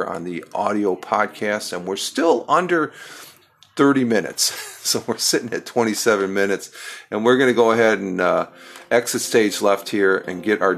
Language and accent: English; Tioga County, upstate New York, United States; moved away as an adult; we're both from New York and we're both from Tioga County here